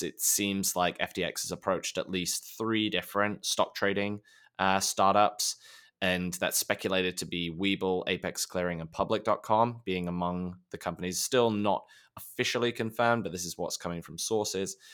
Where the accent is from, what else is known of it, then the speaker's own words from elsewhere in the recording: United Kingdom; being British